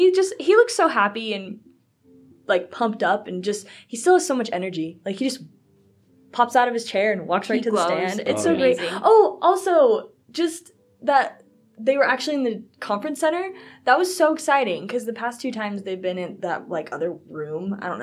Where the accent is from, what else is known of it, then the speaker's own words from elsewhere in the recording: Texas, United States; I was really excited about the Fort Worth, Texas one because I am from Texas, so.